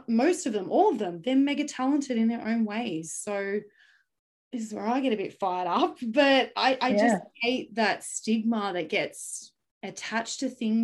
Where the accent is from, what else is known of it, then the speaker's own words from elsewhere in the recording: Sydney, New South Wales, Australia; also born or lived in Kogarah / Campbelltown; I grew up in Macquarie Fields, which is, it is a low socioeconomic area.